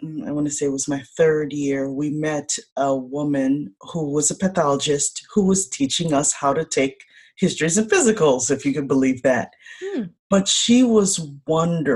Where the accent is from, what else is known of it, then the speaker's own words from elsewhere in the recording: Chicago, Illinois, United States; I am the eldest daughter, first generation born of Haitian immigrants here in the United States. I was born in Chicago